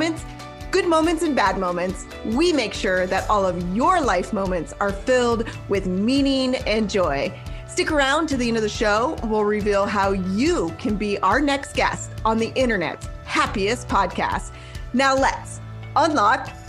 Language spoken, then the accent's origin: English; Nebraska, United States; I'm actually originally from Nebraska.